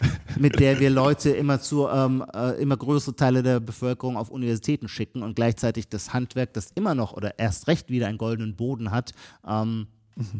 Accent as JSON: {"language": "German", "town": "Heidelberg", "region": "Baden-Württemberg", "country": "Germany", "accent": "Palatine (Kurpfälzisch)", "said": "bei mir, wo ich herkomme, in, der, in Heidelberg, in der Kurpfalz, unser Pfälzisch ist das Gegenteil"}